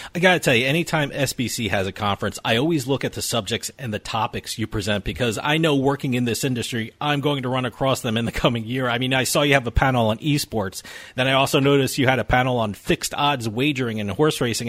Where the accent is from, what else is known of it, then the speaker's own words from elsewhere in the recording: New Jersey, United States; also born or lived in Massachusetts; I split my time between New Jersey, which is my home state, and I have an office in Massachusetts